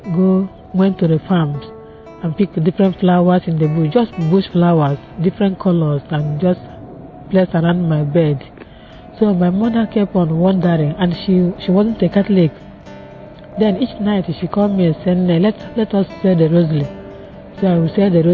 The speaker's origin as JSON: {"language": "English", "country": "Nigeria", "tie": "born or raised there", "moved": "yes", "lives_now": "London, United Kingdom", "said": "I was born in Nigeria"}